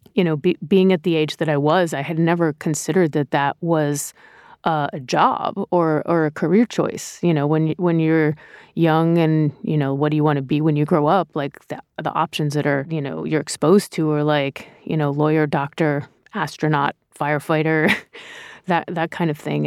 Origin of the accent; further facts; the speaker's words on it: Rhode Island, United States; moved away as an adult; also born or lived in New York; I grew up in Rhode Island.